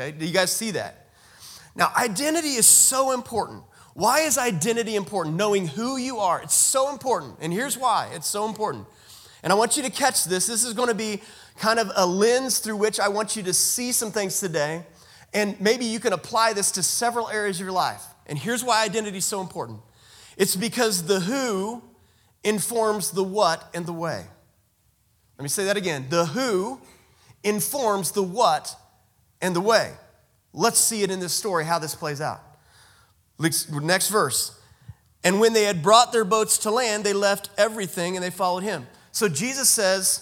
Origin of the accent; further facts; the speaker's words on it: United States; I'm a male. I'm a father. I'm an American